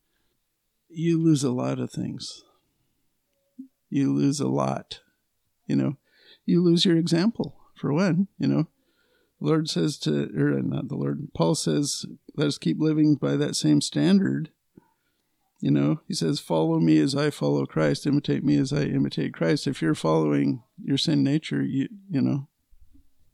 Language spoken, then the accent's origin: English; United States; we're American citizens, U.S. citizens